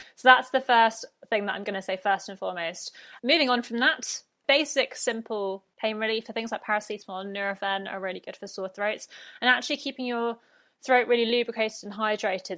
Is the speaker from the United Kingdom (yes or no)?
yes; United Kingdom; accent: British; moved away as an adult; now in Brisbane, Australia; I'm British, if the accent did not give me away.